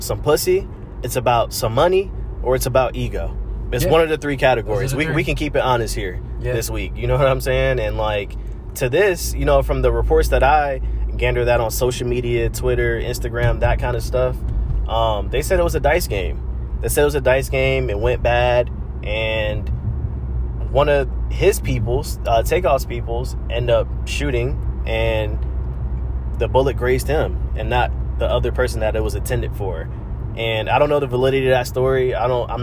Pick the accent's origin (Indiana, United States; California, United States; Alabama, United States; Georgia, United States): Georgia, United States; North Side, Gwinnett; we grew up on the North Side, so everything the … talk about, their lingo, their style, and just them collectively, we can relate to that. You know, we can relate to being from Gwinnett.